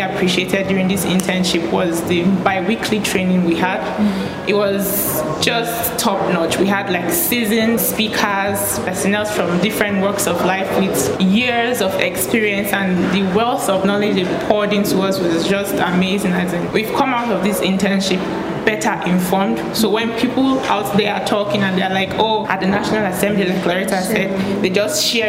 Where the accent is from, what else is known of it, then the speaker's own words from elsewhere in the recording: Bayelsa, Nigeria; I am from Bayelsa State.